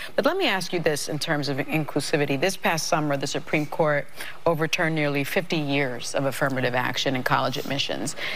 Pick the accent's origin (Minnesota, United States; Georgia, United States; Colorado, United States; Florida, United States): Florida, United States; my home state of Florida